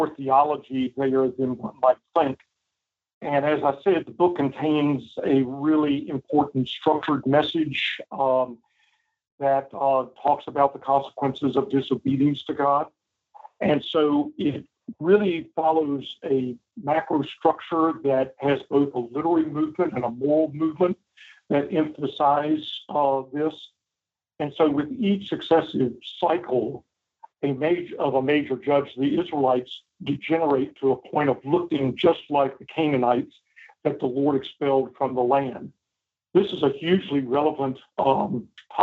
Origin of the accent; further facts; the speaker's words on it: Virginia, United States; I grew up in Virginia, and so lots of history all around